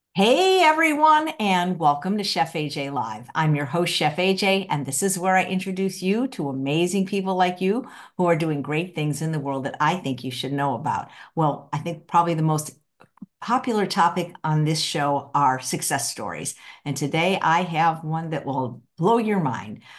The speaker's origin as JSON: {"language": "English", "region": "Midwest", "country": "United States", "said": "I'm from the Midwest"}